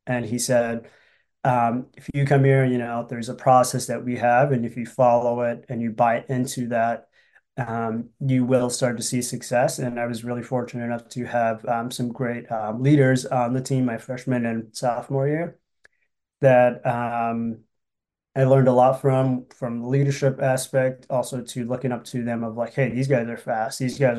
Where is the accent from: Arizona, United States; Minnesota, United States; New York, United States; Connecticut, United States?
Minnesota, United States; Willmar; Yep. Yeah. So I'm from Willmar.